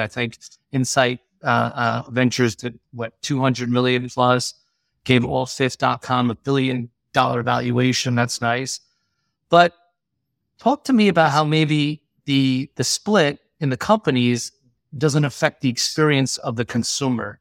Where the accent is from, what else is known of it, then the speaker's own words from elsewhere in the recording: Long Island, New York, United States; both of us being Long Island guys